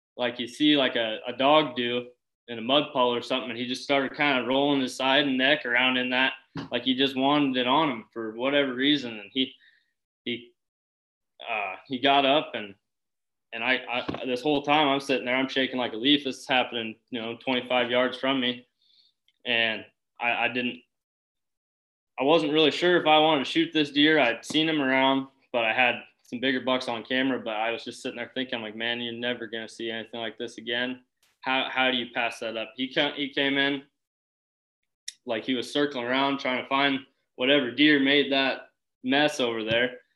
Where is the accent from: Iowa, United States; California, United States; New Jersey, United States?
Iowa, United States; Boone; I'm from Boone, Iowa